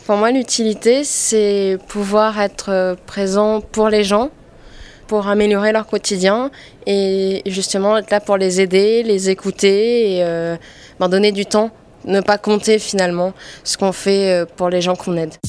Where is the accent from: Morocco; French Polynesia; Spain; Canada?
French Polynesia; moved away as an adult; now in Paris, France; je viens de Polynésie et je suis rentrée en France